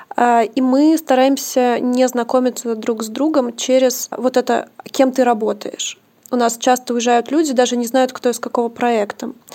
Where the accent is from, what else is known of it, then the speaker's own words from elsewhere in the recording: Omsk, Omsk Oblast, Russia; Я просто тоже из Омска